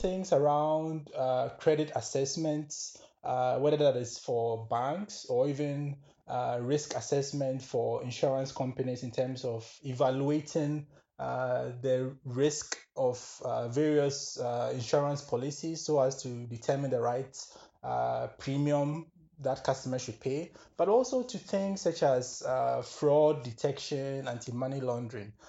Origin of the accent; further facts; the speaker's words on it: Ghana; moved away as an adult; also born or lived in Kenya / United Kingdom; now in Germany; I'm originally from Ghana, born, raised, school there